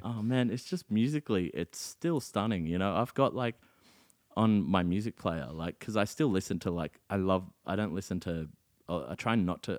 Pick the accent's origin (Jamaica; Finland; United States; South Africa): South Africa; now in Australia; my hometown of Lodium